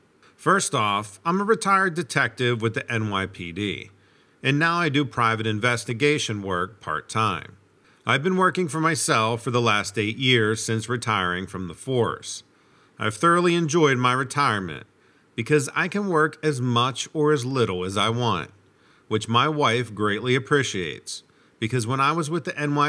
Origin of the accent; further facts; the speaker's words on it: Brooklyn, New York, United States; Also, growing up in Brooklyn kind of gives you a little bit of a different perspective on life.